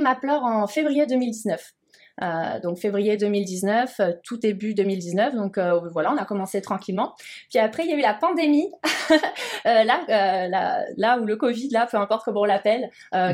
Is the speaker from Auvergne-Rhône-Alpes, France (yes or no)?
no; Montpellier, Occitania, France; moved away as an adult; also born or lived in Alsace; now in Montreal, Canada; moi, je viens du sud de la France, donc en plus, moi, le froid, c'est vrai que j'en avais un petit peu peur, bien que je mhm. sois née en Alsace, mais euh, ouais, c'est vrai que j'ai vécu la majorité de ma vie à, Montpellier.